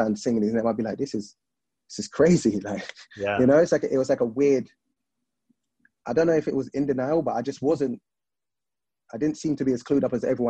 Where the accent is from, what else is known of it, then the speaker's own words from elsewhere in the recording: London, United Kingdom; moved away as an adult; Yeah, I'm from Lewisham Borough, but I'm from a place called Turnham. It's in Broccoli, southeast London